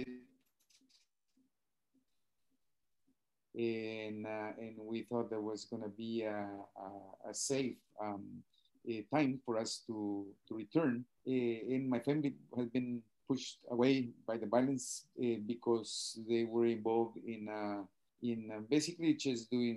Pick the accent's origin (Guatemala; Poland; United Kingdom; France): Guatemala; moved away as an adult; also born or lived in United States; now in Ontario, Canada; from originally from Guatemala and currently living here in Ontario, Canada.